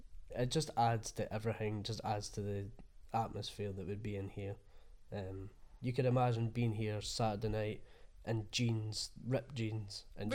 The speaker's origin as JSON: {"language": "English", "area": "Fife", "region": "Scotland", "country": "United Kingdom", "moved": "as an adult", "lives_now": "Sunderland, United Kingdom", "said": "from Fife."}